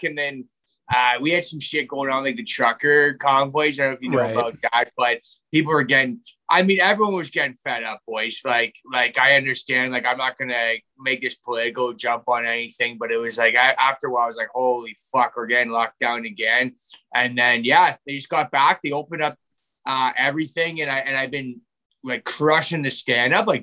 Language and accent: English; Canada; being Canadian, I haven't really left, like, the country very much.